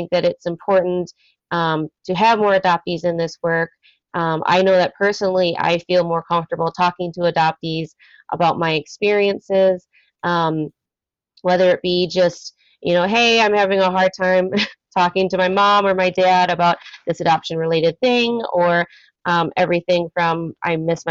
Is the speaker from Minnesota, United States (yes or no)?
yes; Minneapolis–Saint Paul, Minnesota, United States; also born or lived in South Korea; I grew up in the Twin Cities here in Minnesota